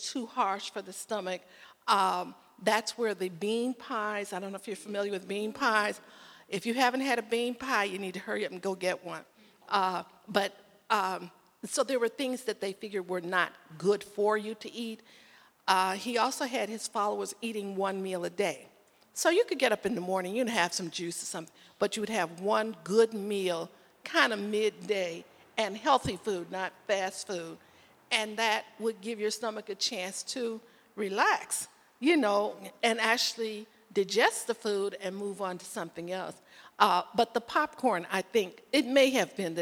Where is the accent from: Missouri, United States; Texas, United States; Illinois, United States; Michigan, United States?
Illinois, United States; Chicago; moved away; I'm originally from Chicago